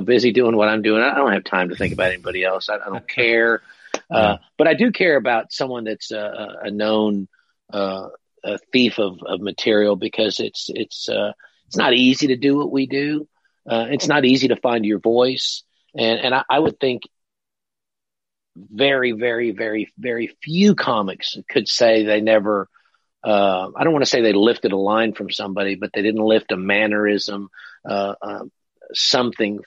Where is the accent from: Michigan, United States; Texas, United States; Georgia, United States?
Texas, United States; now in Louisville, United States; I grew up in Texas